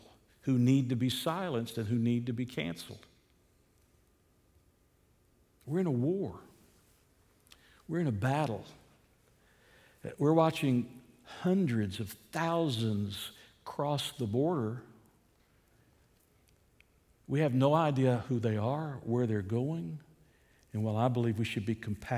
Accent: United States; as American citizens

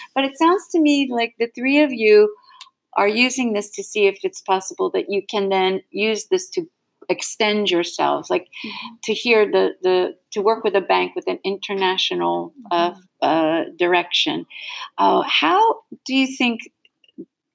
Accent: United States; I'm an American.

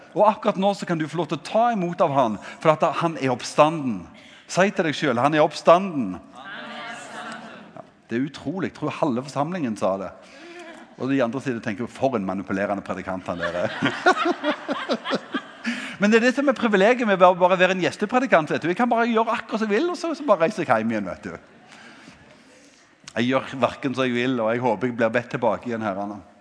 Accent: Ganddal, Rogaland, Norway; Jeg kommer fra Gandal

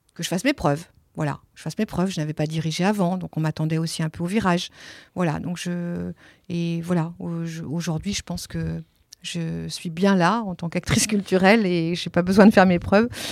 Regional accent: Nantes, Pays de la Loire, France; first language Italian; French is a second language; moved away as an adult; also born or lived in Italy; now in Marseille, France; J'ai grandi à Nantes, oui. Longtemps, 35 ans à Nantes.

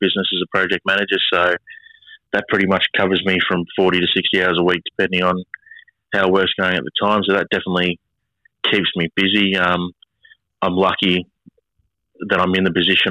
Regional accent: Mornington Peninsula, Victoria, Australia; I grew up on the Mornington Peninsula

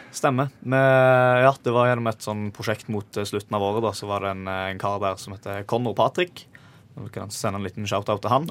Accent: Stavanger, Rogaland, Norway; jeg er jo fra, fra Stavanger

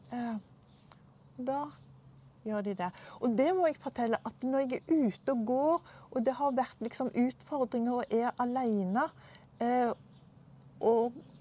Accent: Stavanger, Rogaland, Norway; moved away as an adult; now in Drammen, Norway; jeg er fra Stavanger.

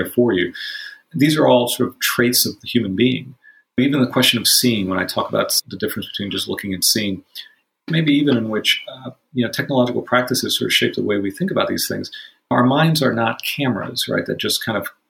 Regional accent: Miami, Florida, United States; I grew up in Miami

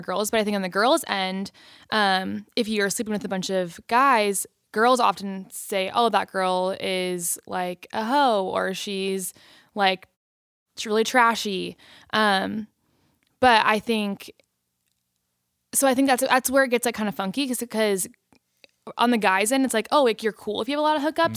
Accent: Long Beach, California, United States; I am from Long Beach, California

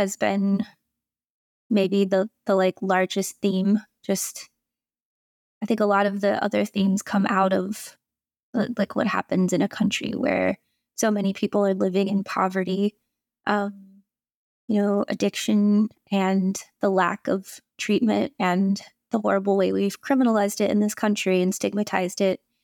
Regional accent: Indiana, United States; I grew up in Indiana

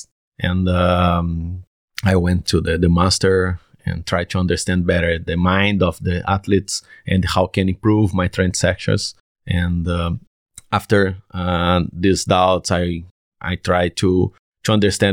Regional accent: Brazil; English is a second language; also born or lived in Porto, Portugal / London, United Kingdom; I'm from Brazil, Federal University of Viçosa

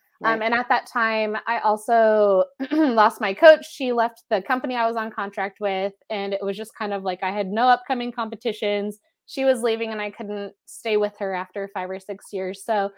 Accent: Seattle, Washington, United States

